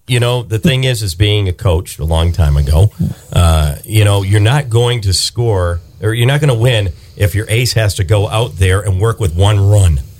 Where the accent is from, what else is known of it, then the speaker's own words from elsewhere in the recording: Boston, Massachusetts, United States; Boston, about my hometown